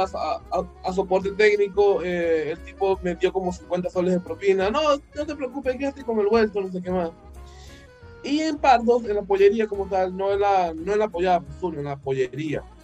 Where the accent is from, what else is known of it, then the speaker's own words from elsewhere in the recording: Venezuela; now in Peru; habemos cuatro venezolanos